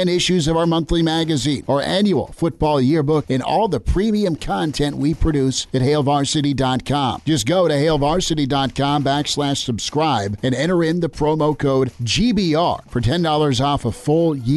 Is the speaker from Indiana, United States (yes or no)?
no; Lincoln, Nebraska, United States; I grew up in Lincoln.